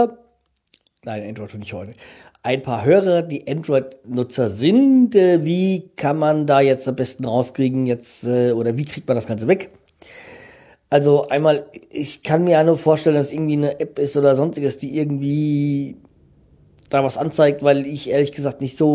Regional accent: Frankfurt, Hesse, Germany; ich kenne Landsberg vom Eishockey, weil als Frankfurter kennt man das, äh, kennt man Landsberg

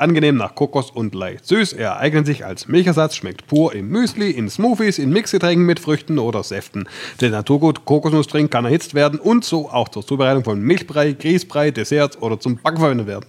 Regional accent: Swabia, Germany; ich bin Schwabe

